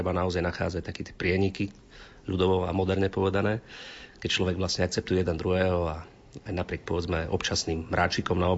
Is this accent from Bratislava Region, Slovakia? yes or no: no; Krásna Lúka, Prešov Region, Slovakia; my sme rodáci obidvaja e, z jedného regiónu, od Sabinova smerom na Starú Ľubovňu. Manželka je z Lipian, ja som z Krásnej Luky.